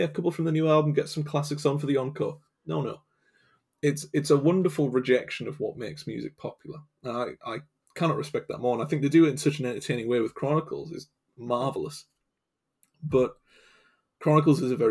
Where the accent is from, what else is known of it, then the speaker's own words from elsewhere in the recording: England, United Kingdom; I'm from England